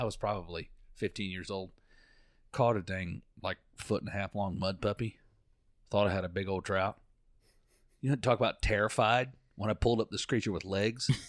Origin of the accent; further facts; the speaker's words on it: Florida, United States; I'm from Florida